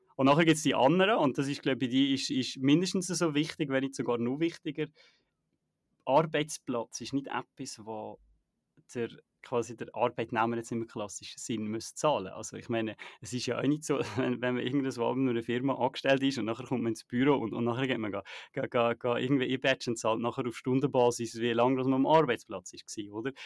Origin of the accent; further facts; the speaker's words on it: Naters, Valais, Switzerland; moved away; Naters äh, Wallis, wenn ich halt äh, mal zurück in, in meiner Heimat